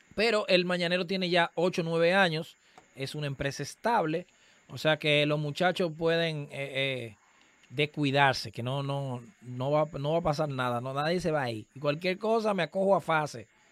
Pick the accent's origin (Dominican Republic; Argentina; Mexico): Dominican Republic; en el sector donde, donde yo nací y me, y me crié, ahí todavía está el colegio de mi mamá